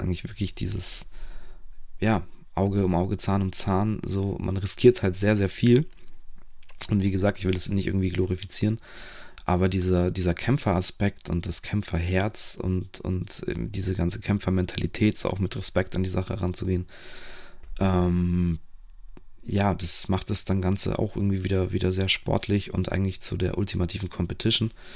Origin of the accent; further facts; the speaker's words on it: Romania; moved away; als gebürtiger Rumäne